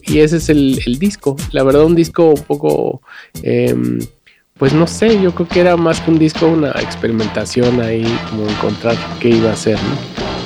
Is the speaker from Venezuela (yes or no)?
no; Mexico City, Mexico; yo vengo de Coyoacán, de un pueblo adentro de Coyoacán que se llama San Lucas